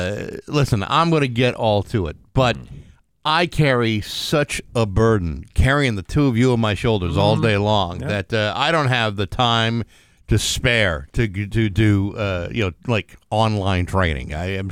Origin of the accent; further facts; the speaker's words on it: Rehoboth, Massachusetts, United States; in Rehoboth, my hometown.